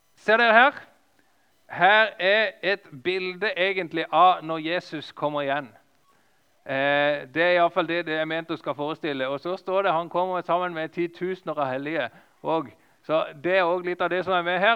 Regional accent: Lista, Agder, Norway; moved away; på lista nesten der som jeg kommer ifra

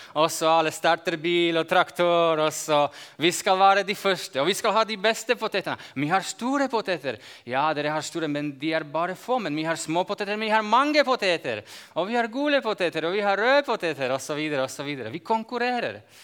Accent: Slovakia; Norwegian is a second language; Jeg kommer fra Slovakia, og jeg bor i jordbruksområdet. Jeg bor i Øst-Slovakia

